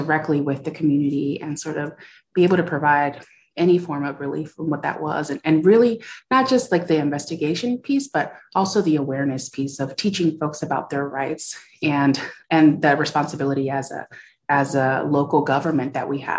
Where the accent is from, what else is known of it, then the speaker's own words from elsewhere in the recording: California, United States; moved away as an adult; also born or lived in Iowa; I'm from California